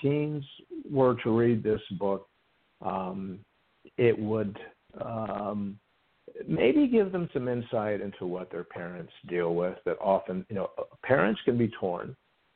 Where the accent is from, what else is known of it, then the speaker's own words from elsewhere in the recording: the South, United States; I grew up in the South, and I like to say I was churched to death